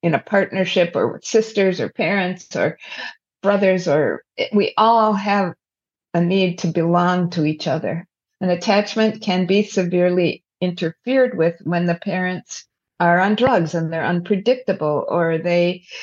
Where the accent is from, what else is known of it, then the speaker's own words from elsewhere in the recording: United States; we are very future oriented as an American society